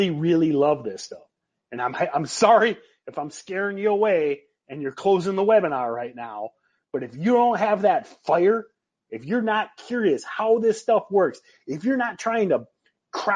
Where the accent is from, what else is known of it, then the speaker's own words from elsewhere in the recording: Michigan, United States; I grew up in Michigan.